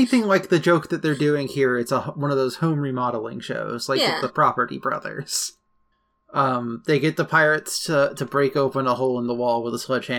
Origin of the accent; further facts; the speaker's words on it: Utica, New York, United States; Well, I'm from Utica, and I've never heard of steamed clams.